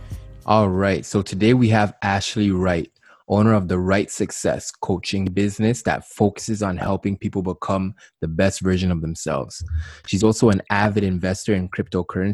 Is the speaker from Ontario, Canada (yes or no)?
yes; Brampton, Ontario, Canada; also born or lived in Toronto; I've been in Brampton most of my life as well